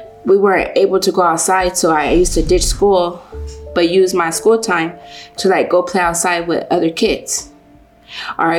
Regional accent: Los Angeles, California, United States; I am from South Central LA. Grew up on 41st and Hoover.

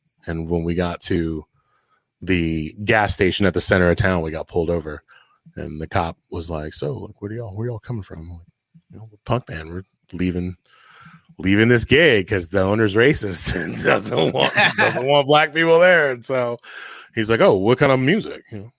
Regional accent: Takoma Park, Maryland, United States; I grew up in Tacoma Park, Silver Spring

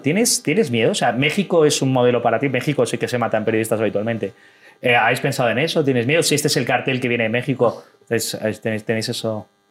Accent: Madrid, Community of Madrid, Spain; moved away as an adult; now in Ecuador; soy eh, orgullosamente español y madrileño

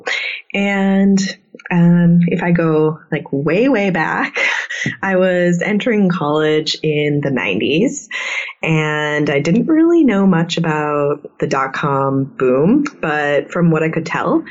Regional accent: Midwest, United States; also born or lived in South Dakota; I'm from the Midwest

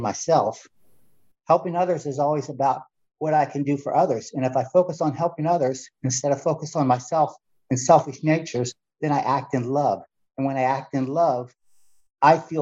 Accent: Fresno, California, United States; I'm from Central Valley, California, right outside of Fresno

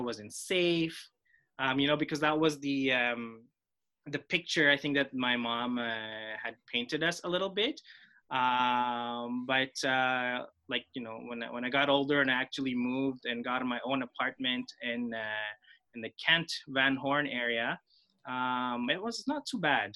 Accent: Philippines; first language Filipino; English is a second language; now in Montreal, Canada; when I grew up in the Philippines, I was just, you know, I'm a Filipino in the Philippines, surrounded by Tagalog-speaking people

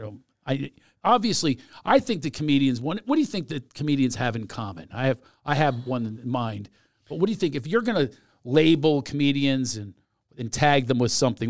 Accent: Philadelphia, Pennsylvania, United States; moved away; also born or lived in Southern California; I grew up in Philadelphia

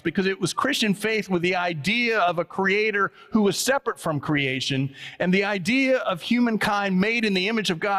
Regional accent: the South, United States; I was born in the South

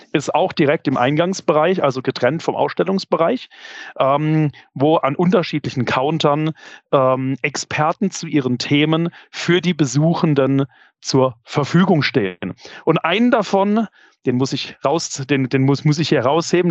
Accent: Karlsruhe, Baden-Württemberg, Germany; als Karlsruher

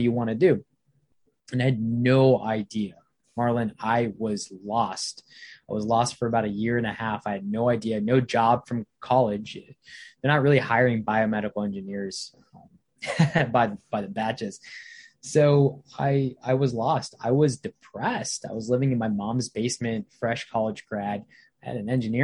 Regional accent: Virginia, United States; also born or lived in Bangladesh / Canada / Baltimore, Maryland; I probably moved here to Baltimore, Maryland when I was about 5 years old. We've been living in Virginia ever since we moved from Baltimore when I was about 6 or 7. I grew up in Virginia

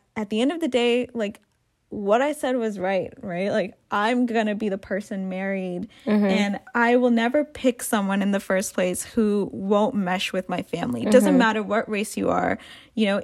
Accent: Canada; also born or lived in Africa / Sri Lanka (ancestry); growing up in Canada, growing up in a diverse environment

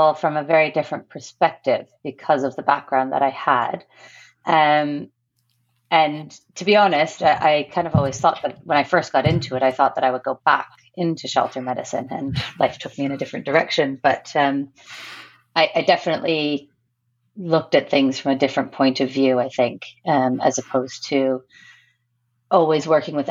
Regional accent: Brantford, Ontario, Canada; moved away as an adult; also born or lived in north of England; now in England, United Kingdom; I grew up in a city called Brantford, Ontario, Canada

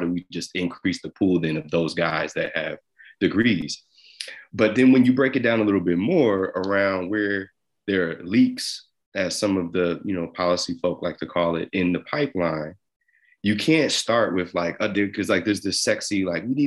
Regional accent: New Jersey, United States; I'm from Jersey. I grew up a New York Yankees and New York Giants fan

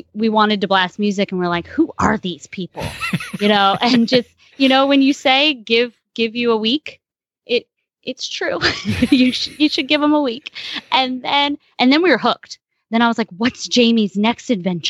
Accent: California, United States; moved away; I was from California originally

